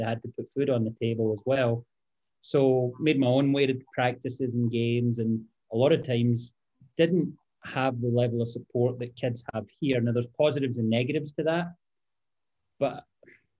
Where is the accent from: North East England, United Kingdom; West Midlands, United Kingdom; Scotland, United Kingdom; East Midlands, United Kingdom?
Scotland, United Kingdom; Greenock; moved away as an adult; now in United States; born and raised in Scotland, played a town called Greenock.